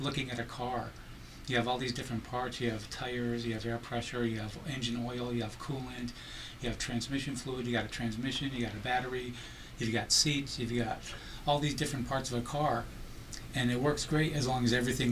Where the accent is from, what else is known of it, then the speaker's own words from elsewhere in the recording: Ithaca, New York, United States; now in Las Vegas, United States; Ithaca, New York, which is upstate, up there in the Finger Lakes region. It's my hometown, and now I live in Las Vegas